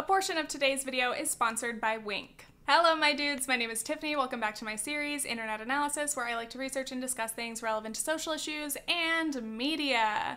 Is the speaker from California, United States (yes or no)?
yes; California, United States; I'm a Californian.